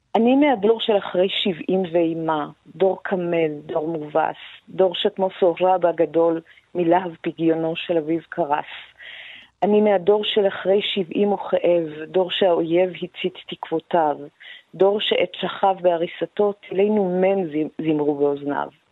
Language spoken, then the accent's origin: Hebrew; Iran; now in Israel; לא פחות כישראלית מאשר כאני האיראנית